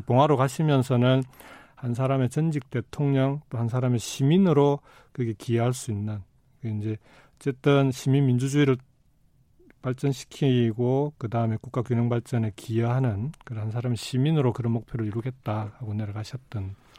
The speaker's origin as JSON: {"language": "Korean", "town": "Jinju", "region": "South Gyeongsang", "country": "South Korea", "tie": "born or raised there", "also_born_or_lived": "Goseong, South Gyeongsang", "said": "고향이 경남 고성이고 예. 초중고등학교를 경남 진주에서 다 졸업을 했는데"}